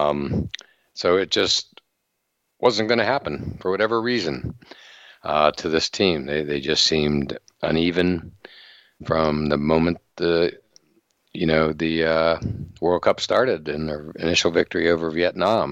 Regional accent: Western Pennsylvania, United States; now in Boston, United States; growing up in Western Pennsylvania

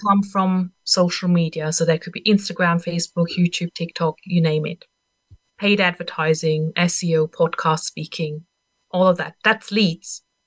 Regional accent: Austria; English is a second language; moved away; I'm not even a native English speaker. I'm from Austria originally

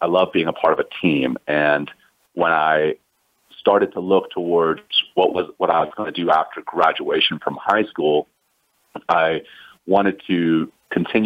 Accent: Ruston, Louisiana, United States; moved away as an adult; also born or lived in South Africa; I grew up in Louisiana

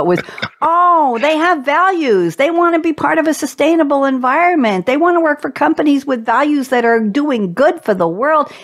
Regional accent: New York, United States; I'm a New Yorker too

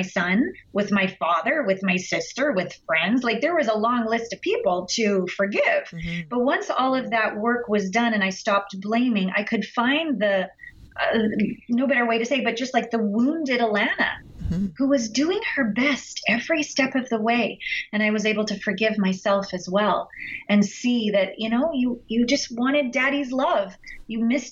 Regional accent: Canada; we're all Canadian here

